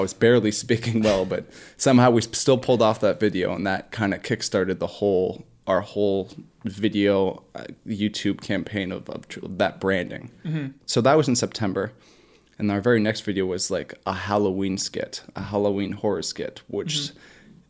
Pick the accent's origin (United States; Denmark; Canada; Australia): Canada; Bolton, Ontario; It's a new gym that's in my hometown of Bolton, Ontario.